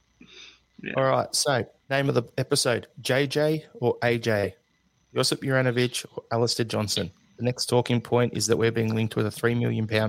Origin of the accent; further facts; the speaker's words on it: Australia; I'm Australian